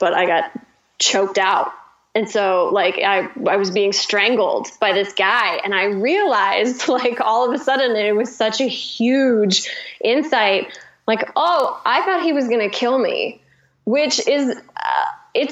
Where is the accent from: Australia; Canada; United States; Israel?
United States; Midwest; I'm from the Midwest